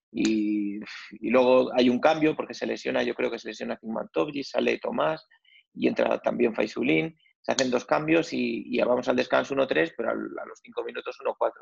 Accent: Madrid, Community of Madrid, Spain; yo además soy de lo que se solía decir de pura cepa, ¿no? Porque mis abuelos, mis, abuelos, pues todos son de, de, de Madrid, mi padre era de Madrid, mi madre era de Madrid, es de Madrid

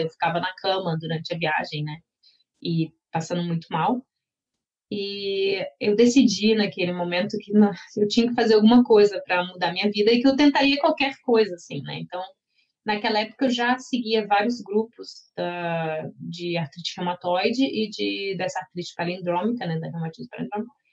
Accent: Brazil; moved away as an adult; now in Slovenia; sendo brasileira

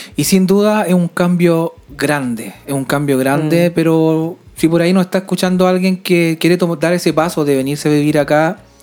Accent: Chile; now in Sweden; yo, como chileno

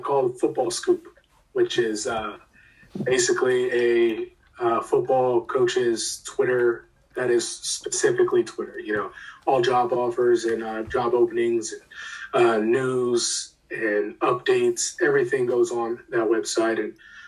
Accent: Maryland, United States; Francis Scott Key was a program nearby where I grew up in Maryland.

